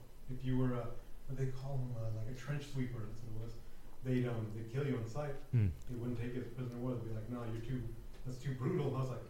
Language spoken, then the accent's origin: English; United States; now in New Zealand; Me as an American